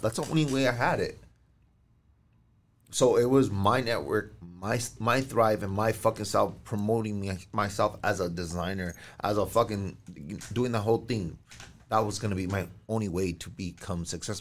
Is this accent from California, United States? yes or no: yes; El Monte, California, United States; a Mexican like me, a normal cat, knowing that I'm from Monte